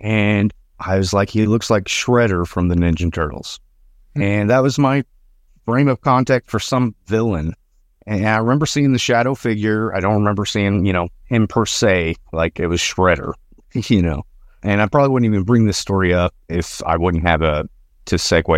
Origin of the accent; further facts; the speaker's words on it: Arkansas, United States; So I'm from Northwest Arkansas. All these stories pretty much take place in Northwest Arkansas